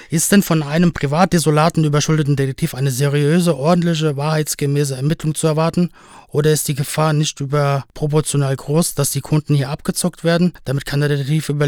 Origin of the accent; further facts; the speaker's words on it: Spain; now in Berlin, Germany; Das ist zum Beispiel in Österreich zwingend so und auch in meiner Heimat Spanien.